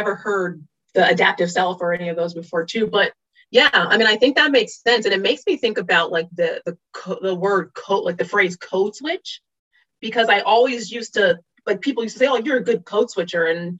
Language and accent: English; Virginia Beach, Virginia, United States; I adored Virginia Beach. I realize in retrospect everything that it gave me